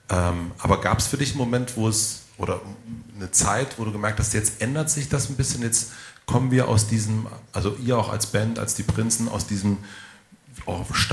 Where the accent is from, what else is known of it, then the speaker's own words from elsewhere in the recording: East Germany, Germany; man fährt als erstes Mal als Ossi in den Westen und äh, und sieht auch die Welt, glaube ich, also ich habe sie lange als Ossi auch gesehen